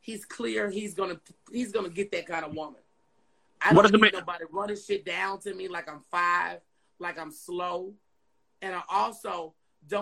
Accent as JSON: {"language": "English", "region": "New Jersey", "country": "United States", "tie": "born or raised there", "also_born_or_lived": "Memphis, Tennessee", "moved": "yes", "lives_now": "Houston, United States", "said": "We were born in Memphis. We were raised in New Jersey. We are now in Houston."}